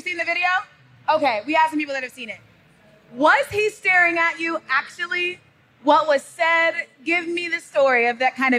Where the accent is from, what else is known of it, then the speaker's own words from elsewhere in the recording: Gwinnett County, Georgia, United States; I'm from Gwinnett County.